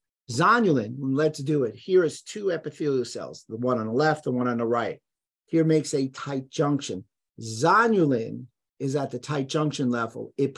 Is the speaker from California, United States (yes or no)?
no; Bronx, New York, United States; I grew up in the Bronx, so I'll call it a neighborhood.